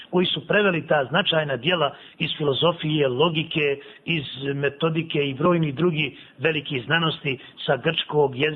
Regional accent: Bosnia & Herzegovina

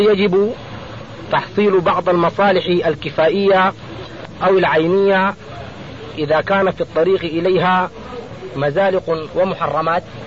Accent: Sudan; نحن شباب من السودان من جماعة أنصار السنة المحمدية

